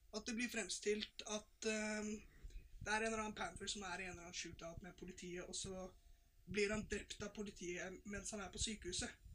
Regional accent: Norway; vi som nordmenn

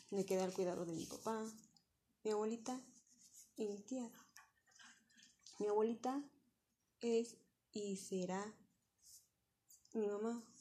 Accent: Mexico City, Mexico; born there; now in Toluca, Mexico; Actualmente tengo 26 años, nací en la Ciudad de México el 16 de octubre de 1994. Actualmente vivo en Toluca.

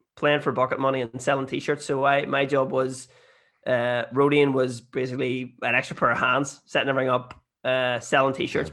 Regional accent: Bessbrook, Armagh, Northern Ireland, United Kingdom; I'm from Bestwick and Armagh

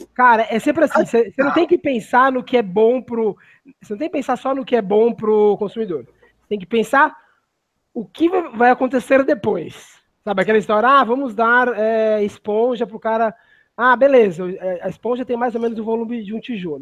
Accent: Brazil; somos brasileiros

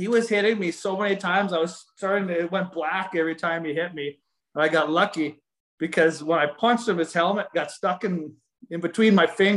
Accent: Saskatchewan, Canada; also born or lived in Medicine Hat; I'm a hillbilly from Saskatchewan

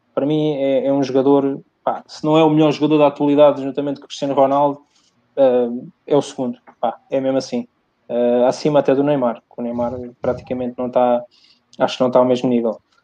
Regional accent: Portugal; Eu sou português

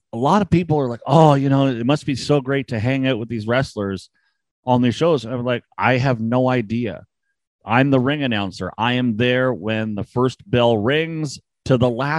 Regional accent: Canada; I'm Canadian

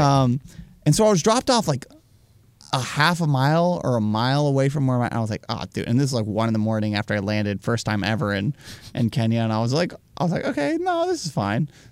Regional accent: United States; as an American

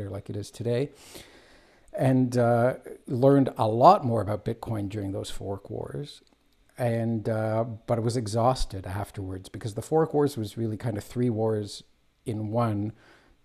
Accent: Toronto, Ontario, Canada; also born or lived in Israel; I live in Canada, immigrant. I immigrated here as a child. I was born in Israel. And I have lived here all my life

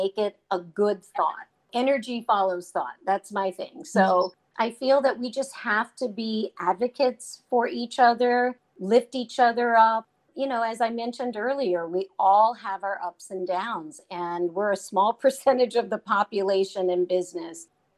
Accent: the South, United States; And I grew up in the South and I loved his music.

